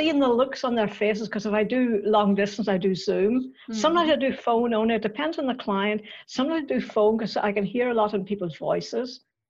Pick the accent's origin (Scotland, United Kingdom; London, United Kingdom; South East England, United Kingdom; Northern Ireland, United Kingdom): Northern Ireland, United Kingdom; accent: Northern Irish; I grew up in Northern Ireland and I still have the accent to prove it.